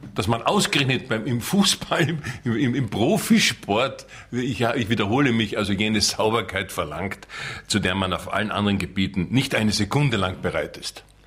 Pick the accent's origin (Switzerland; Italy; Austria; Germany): Austria; ich wollte natürlich als Österreicher